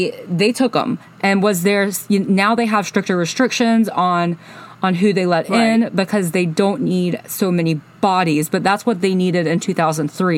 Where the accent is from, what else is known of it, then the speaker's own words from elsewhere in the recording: Alabama, United States; moved away as an adult; I grew up in Alabama. I lived there until I was 27.